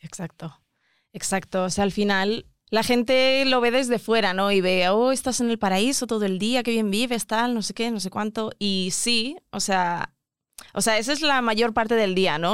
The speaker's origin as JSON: {"language": "Spanish", "country": "Mozambique", "also_born_or_lived": "South Africa", "moved": "yes", "said": "vengo de, Mozambique"}